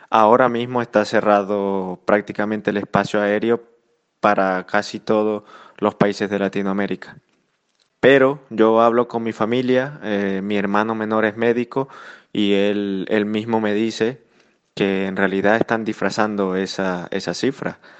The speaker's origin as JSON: {"language": "Spanish", "country": "Venezuela", "lives_now": "Spain", "said": "Y pues yo como, como venezolano en el exterior, pues tú lo sabes, me quedé me quedé en, suelo español porque yo viajaba el día 15 a Venezuela a realizar algunos temas ahí con mi familia"}